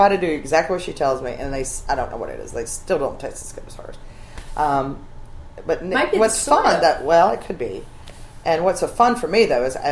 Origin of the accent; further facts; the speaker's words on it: Alabama, United States; now in Charleston, United States; I grew up in Alabama.